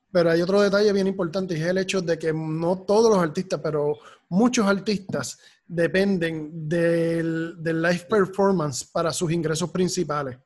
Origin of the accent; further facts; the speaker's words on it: Puerto Rico; como somos los puertorriqueños